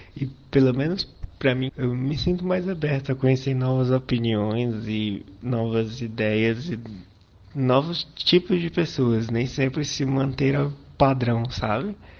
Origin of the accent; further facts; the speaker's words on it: Fortaleza, Ceará, Brazil; eu sou de Fortaleza